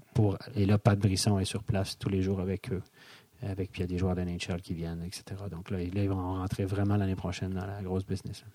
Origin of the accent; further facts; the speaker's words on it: Donnacona, Quebec, Canada; accent: Québécois; moved away as an adult; also born or lived in Montreal, Canada; now in Switzerland; je viens de la région de Québec, ouais. Donnacona, euh, une demi-heure de Québec. J'ai étudié à euh, cégep à Cap-Rouge